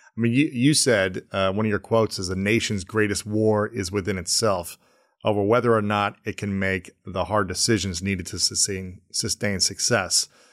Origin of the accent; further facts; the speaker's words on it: Delaware, Ohio, United States; when I was growing up in Ohio in the eighties and nineties, my, I remember my dad never locked the door